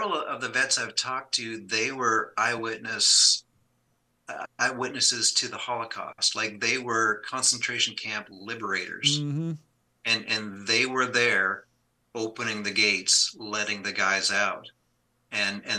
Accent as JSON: {"language": "English", "country": "Canada", "tie": "born or raised there", "said": "I grew up in Canada"}